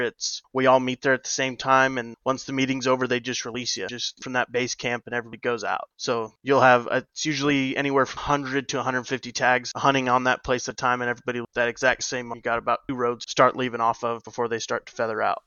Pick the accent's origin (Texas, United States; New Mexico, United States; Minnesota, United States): New Mexico, United States; Grew up in Mexico on a 42 section research ranch